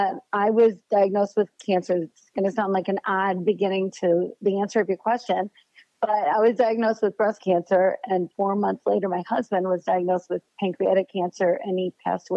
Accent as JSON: {"language": "English", "town": "Grand Rapids", "region": "Michigan", "country": "United States", "tie": "born or raised there", "said": "I am 61 years old and I grew up in Grand Rapids, Michigan. And I'm still in Grand Rapids, Michigan."}